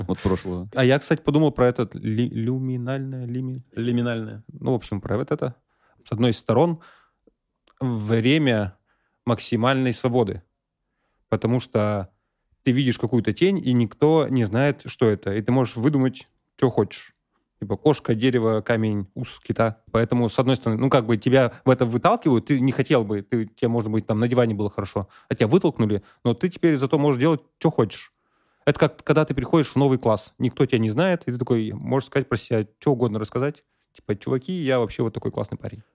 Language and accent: Russian; Russia; moved away as an adult; now in Armenia